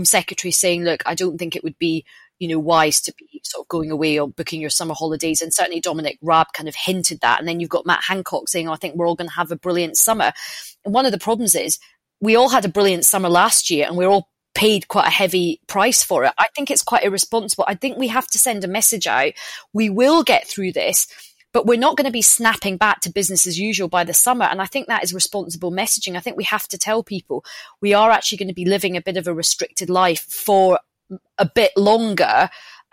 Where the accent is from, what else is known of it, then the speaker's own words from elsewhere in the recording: Glasgow, Scotland, United Kingdom; moved away; I'm Glaswegian